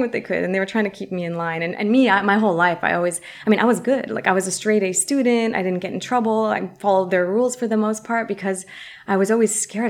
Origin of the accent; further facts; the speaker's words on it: San Francisco, California, United States; first language Arabic; English is a second language; I am a Palestinian American uh, Muslim woman, born and raised in San Francisco, product of the public school system here